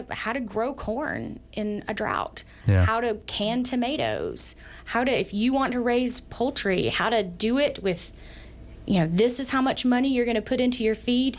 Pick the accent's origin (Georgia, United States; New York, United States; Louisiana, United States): Georgia, United States; now in Sheridan, United States; I grew up in Georgia